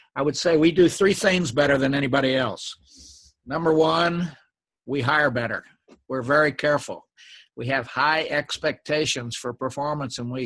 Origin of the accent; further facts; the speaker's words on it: Oklahoma, United States; moved away; I grew up in Oklahoma on a little farm